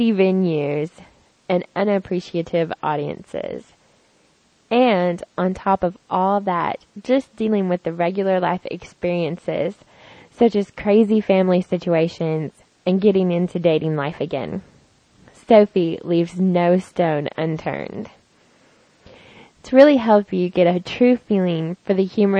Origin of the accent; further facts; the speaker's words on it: the South, United States; I'm from the South